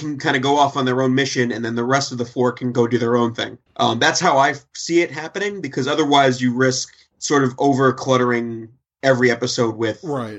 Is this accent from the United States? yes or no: yes; New York, United States; I'm from New York. We don't like trains.